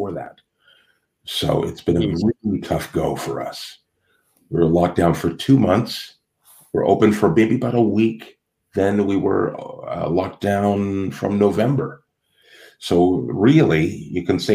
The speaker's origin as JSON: {"language": "English", "town": "Toronto", "region": "Ontario", "country": "Canada", "said": "in Canada, which is where I'm from, you know, I'm from Toronto, Canada"}